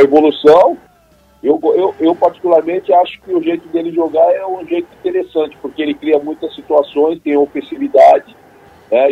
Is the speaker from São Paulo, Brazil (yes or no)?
yes; São Paulo, Brazil; moved away as an adult; minha infância, onde eu comecei foi aqui no Bosque da Saúde, onde eu moro